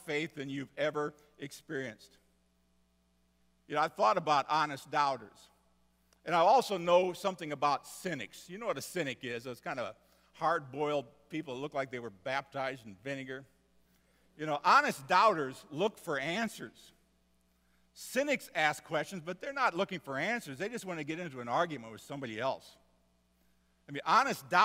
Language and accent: English; Seward, Nebraska, United States; I grew up in Seward, Nebraska, where I went to St. John's Lutheran grade school